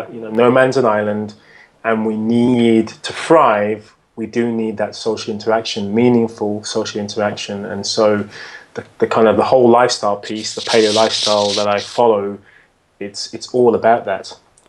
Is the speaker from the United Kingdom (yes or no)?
yes; United Kingdom; as a British guy.